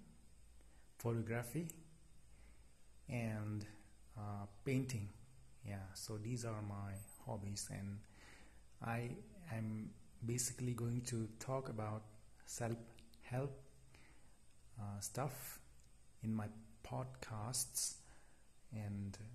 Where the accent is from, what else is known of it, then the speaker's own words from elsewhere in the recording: India; I'm from India